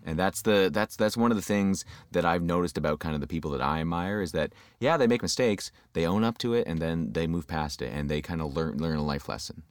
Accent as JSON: {"language": "English", "town": "London", "region": "Ontario", "country": "Canada", "tie": "born or raised there", "also_born_or_lived": "Windsor, Ontario", "moved": "as an adult", "lives_now": "Toronto, Canada", "said": "I grew up in, uh, London, Ontario"}